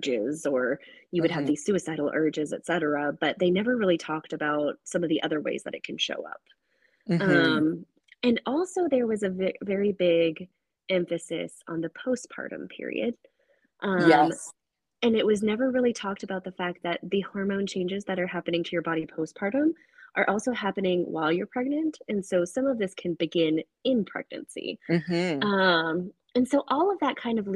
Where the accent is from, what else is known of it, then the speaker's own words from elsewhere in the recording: Houston, Texas, United States; I grew up in Houston.